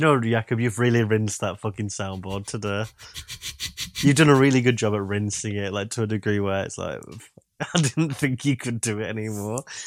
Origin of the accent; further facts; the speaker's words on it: Yorkshire and the Humber, United Kingdom; accent: Yorkshire; my Yorkshire accent